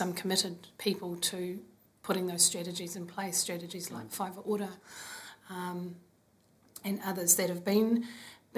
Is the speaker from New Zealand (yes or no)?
yes; Hastings, Hawke's Bay, New Zealand; moved away as an adult; also born or lived in Wellington, New Zealand; now in Auckland, New Zealand; I am from Kahungunu, grew up in Hastings, and live in Auckland now with 3 kids